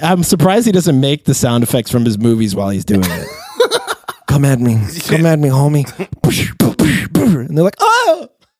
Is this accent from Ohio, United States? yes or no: no; New York, United States; accent: New York; And also, my New York accent drifts from like Boston to Chicago to Jersey. It's like never directly in Queens.